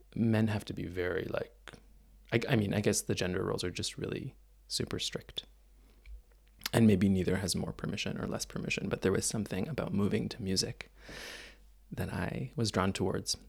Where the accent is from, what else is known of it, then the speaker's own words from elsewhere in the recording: Mississauga, Ontario, Canada; moved away; I grew up in Toronto, just outside of Toronto, actually, in a place called Mississauga